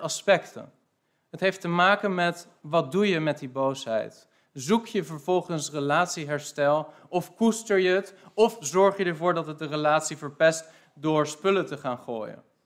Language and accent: Dutch; Netherlands; wij zijn als Nederlanders